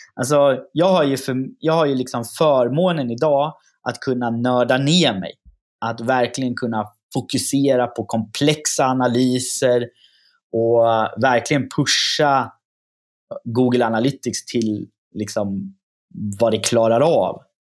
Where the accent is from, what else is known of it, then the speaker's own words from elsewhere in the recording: Östergötland, Sweden; accent: östgötska; min östgötska slår igenom